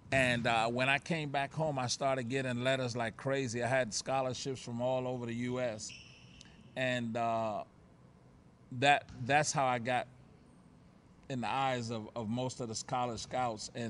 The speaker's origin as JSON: {"language": "English", "country": "Puerto Rico", "tie": "born there", "said": "the people in Puerto Rico knew that I was born in Puerto Rico."}